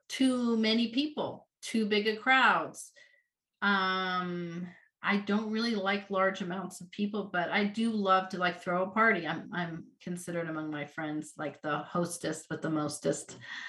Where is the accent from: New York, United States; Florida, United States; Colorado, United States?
Colorado, United States; also born or lived in Louisiana; So I was born in Louisiana, but lived there about 5 years and then moved to Colorado and was really part of about three different communities in Colorado in the Front Range area.